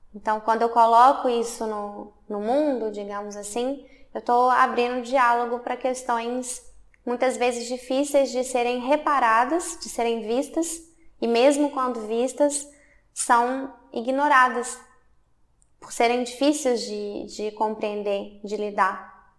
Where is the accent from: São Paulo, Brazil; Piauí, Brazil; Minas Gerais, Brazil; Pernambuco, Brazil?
Minas Gerais, Brazil; Belo Horizonte; moved away as an adult; now in Hamburg, Germany; eu sou de Belo Horizonte, de Minas Gerais, sudeste do Brasil. É, eu moro na Alemanha desde 2019.